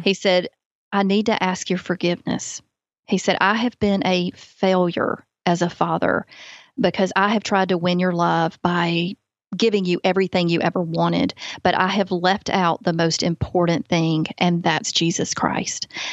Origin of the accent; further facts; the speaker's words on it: Alabama, United States; accent: Southern; born and raised in Alabama